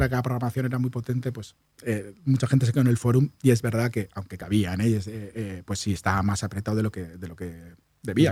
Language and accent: Spanish; Basque Country, Spain; now in Barcelona, Spain; yo soy vasco